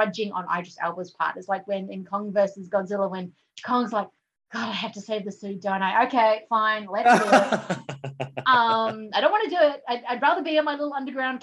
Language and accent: English; New Zealand; growing up in New Zealand and most of it was very lots of British influence